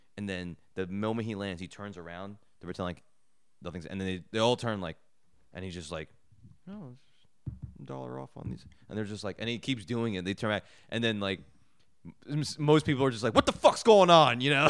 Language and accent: English; New Jersey, United States; I grew up in Jersey